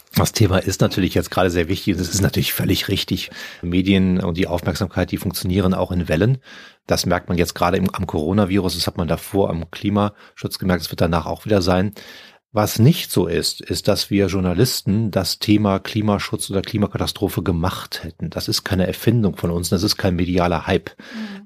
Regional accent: Cologne, North Rhine-Westphalia, Germany; moved away; also born or lived in Brazil; meiner Heimatstadt Köln

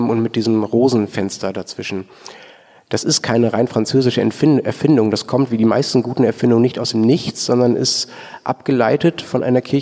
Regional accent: Dortmund, North Rhine-Westphalia, Germany; Ich komme aus Dortmund, auch Dortmund.

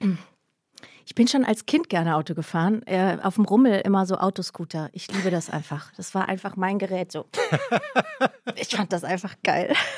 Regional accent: Heidenheim, Baden-Württemberg, Germany; accent: Swabian (Alb Swabian); moved away; von der Alp. Heidenheim halt.

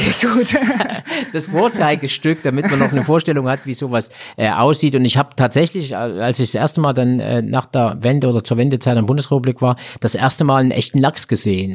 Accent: Thuringia, Germany; bei uns in Thüringen

